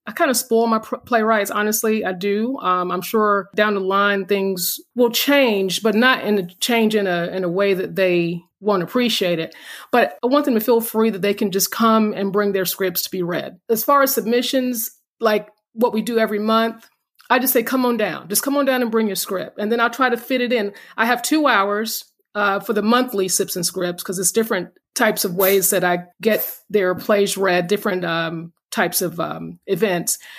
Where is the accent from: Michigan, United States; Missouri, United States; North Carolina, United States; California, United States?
North Carolina, United States; We're North Carolina.